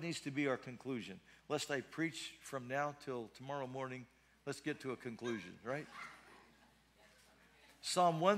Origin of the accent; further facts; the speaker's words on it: United States; If you're American, Caucasian, like I am, and you're a Heinz 57